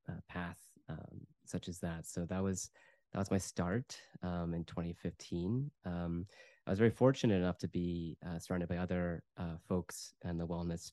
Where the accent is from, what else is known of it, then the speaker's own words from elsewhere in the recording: United States; moved away as an adult; also born or lived in United Kingdom; I'm originally from the United States, so I moved back to the US in 2015